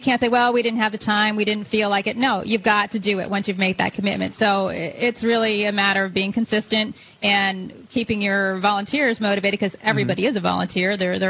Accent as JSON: {"language": "English", "region": "Connecticut", "country": "United States", "tie": "born or raised there", "moved": "as an adult", "lives_now": "New Hampshire, United States", "said": "I grew up in Connecticut. I moved here in 2004."}